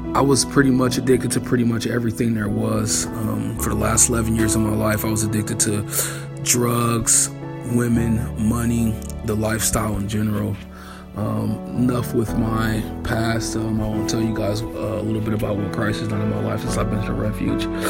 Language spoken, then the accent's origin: English; Akron, Ohio, United States; I'm from Akron, Ohio